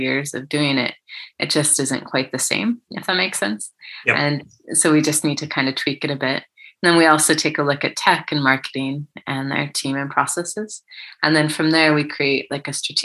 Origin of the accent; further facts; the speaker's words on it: United States; moved away as an adult; now in Cardiff, United Kingdom; I'm from the States, as you can tell, and I have British family. And so I came over about 6 years ago to the UK